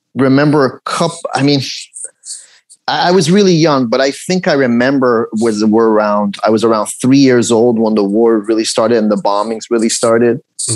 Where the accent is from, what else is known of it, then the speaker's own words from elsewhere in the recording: Los Angeles, California, United States; English is a second language; also born or lived in Tehran, Iran / England; I was raised here. Is, is an area, Canoga Park